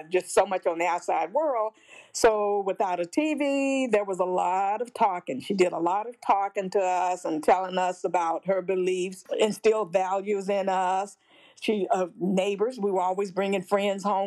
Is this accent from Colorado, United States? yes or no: no; Jackson, Tennessee, United States; moved away as an adult; also born or lived in Alaska / Illinois; I grew up in Jackson, Tennessee, Madison County, small town.